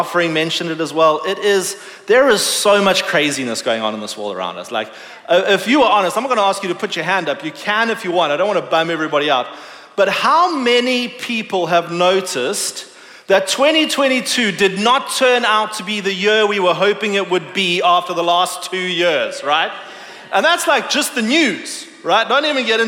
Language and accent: English; South Africa; moved away; I grew up in South Africa